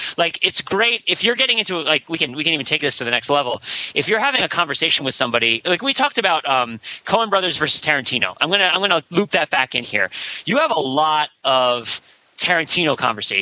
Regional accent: New Jersey, United States; moved away; Route 17 runs through my town in New Jersey where I grew up.

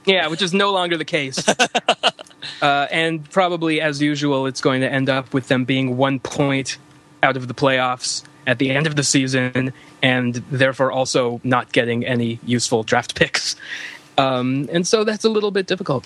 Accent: Canada; being a Canadian

